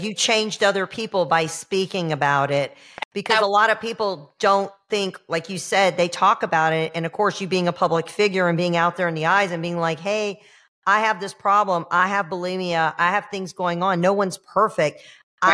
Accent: Georgia, United States; now in Florida, United States; I'm a transplant. I'm from Georgia. I'm a hillbilly freaking redneck. But you know, I've been here 30 years

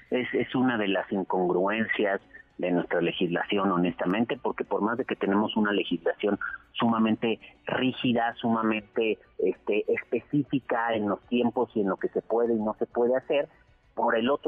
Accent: Mexico; como buenos mexicanos siempre dejamos todo hasta el final

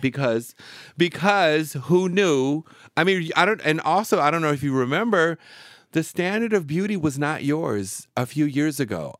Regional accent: Seattle, Washington, United States; moved away; also born or lived in Arizona / San Francisco / New York; I'm from Seattle

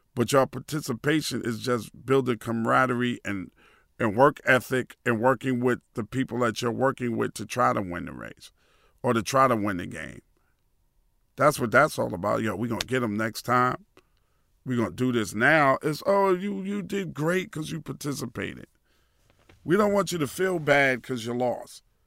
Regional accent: New York City, New York, United States; I'm from Queens

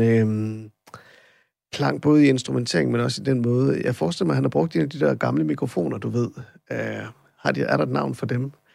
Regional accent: Randers, Central Denmark Region, Denmark; jeg er jo fra Randers oprindeligt

